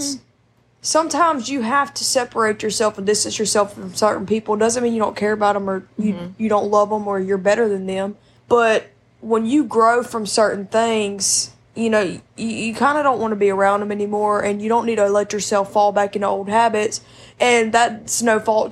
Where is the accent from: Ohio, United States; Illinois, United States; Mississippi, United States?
Mississippi, United States; also born or lived in Alabama; I was born in Mississippi. And I moved back and forth from here to Alabama my whole childhood